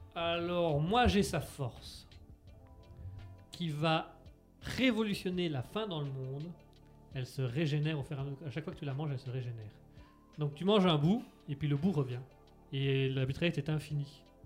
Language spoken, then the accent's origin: French; France; Je suis français